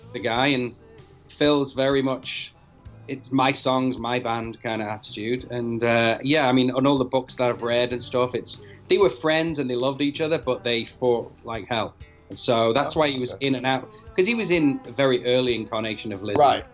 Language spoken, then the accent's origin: English; Manchester, North West England, United Kingdom; I'm from Manchester, and you know, I grew up with the IRA bombings. Manchester was bombed.